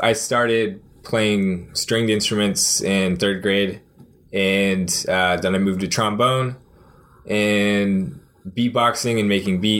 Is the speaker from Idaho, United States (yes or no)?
no; Austin, Texas, United States; now in Denton, United States; I'm from Austin, Texas.